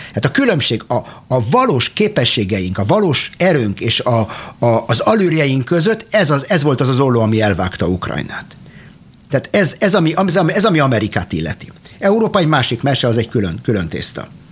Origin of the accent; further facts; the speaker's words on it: Arad, Arad County, Romania; now in Israel; Én Aradon születtem, a Partiumban, e, és 1987-ben a szüleimmel e, vándoroltunk ki Izraelbe